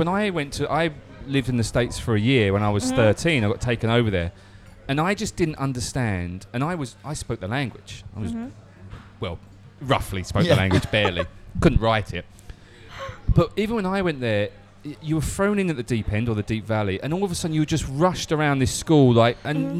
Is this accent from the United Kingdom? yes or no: yes; England, United Kingdom; And I'm the English guy, so I'm the weird one.